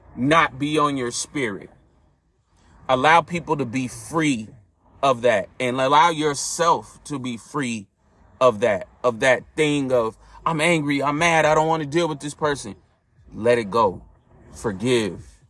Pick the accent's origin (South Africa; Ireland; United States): United States; California; I grew up in California.